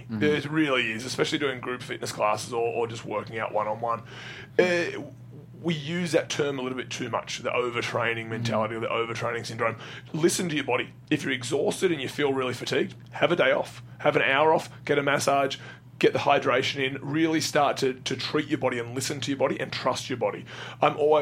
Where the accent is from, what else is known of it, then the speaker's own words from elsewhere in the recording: Australia; I'm Australian